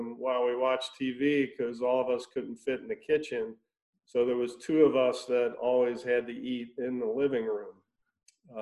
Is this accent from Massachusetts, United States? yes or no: no; Cincinnati, Ohio, United States; I grew up in Cincinnati, Ohio. So, Midwest boy.